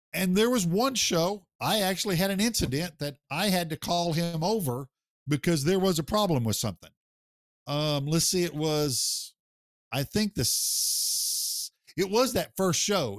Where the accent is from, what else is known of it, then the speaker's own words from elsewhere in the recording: Oklahoma, United States; my home state in Oklahoma